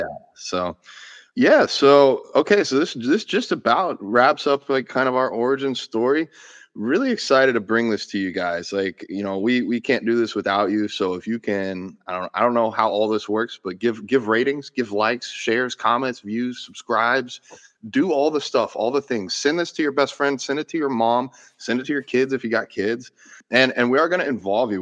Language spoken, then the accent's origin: English; Gainesville, Florida, United States; I was born in Gainesville, Florida